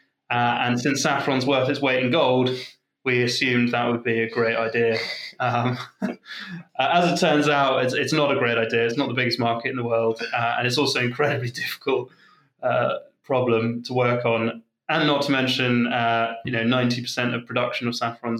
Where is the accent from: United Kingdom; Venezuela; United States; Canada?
United Kingdom; I grew up in the UK